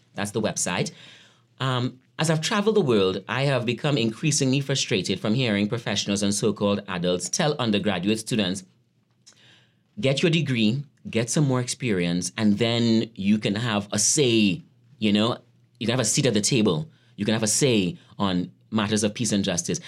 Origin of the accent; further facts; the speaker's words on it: Trinidad & Tobago; moved away as an adult; also born or lived in Atlanta, United States / Brooklyn, United States; now in Gettysburg, United States; I grew up in Trinidad, um, in a poor community called Lafontaine. And I left Trinidad when I was eighteen years old